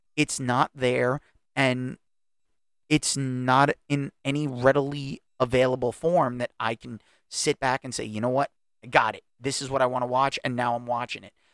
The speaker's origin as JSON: {"language": "English", "country": "United States", "tie": "born or raised there", "said": "I'm an American. I was born in this country"}